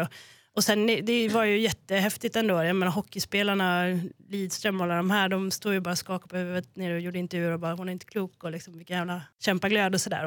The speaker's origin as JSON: {"language": "Swedish", "region": "Norrland", "country": "Sweden", "said": "som norrlänning"}